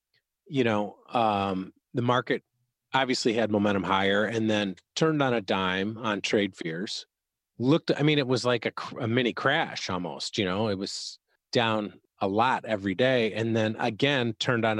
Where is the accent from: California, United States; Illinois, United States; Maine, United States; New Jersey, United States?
Illinois, United States; Chicago; I'm from Chicago